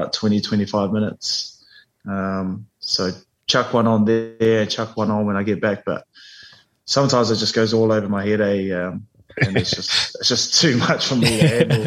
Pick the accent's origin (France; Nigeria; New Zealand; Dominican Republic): New Zealand; moved away as an adult; now in England, United Kingdom; I came straight from New Zealand in the systems that I'd played in for, you know, sort of 9-10 seasons. And New Zealand was just ingrained in me.